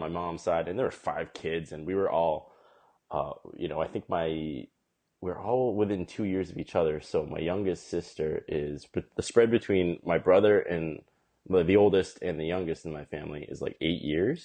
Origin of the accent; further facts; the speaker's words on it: West Boylston, Massachusetts, United States; also born or lived in South Korea / Cape Cod, Massachusetts / Boston, Massachusetts; I grew up in uh, right outside Worcester in this town called West Boylston, and then when I was in eighth grade, we moved to the Cape, so I finished growing up on the Cape and now I live in Boston. But I've lived in Massachusetts my whole life